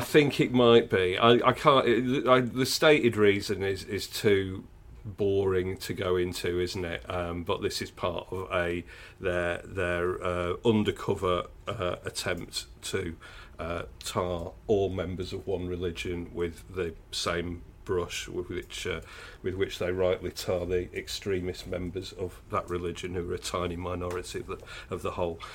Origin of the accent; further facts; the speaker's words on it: Manchester, North West England, United Kingdom; I grew up in South Manchester in the, uh, late seventies, early nineteen eighties.